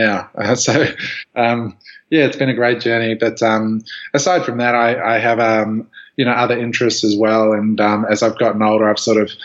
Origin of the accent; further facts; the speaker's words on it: just outside of Canberra, Australian Capital Territory, Australia; moved away as an adult; now in Los Angeles, United States; I grew up just outside of Canberra.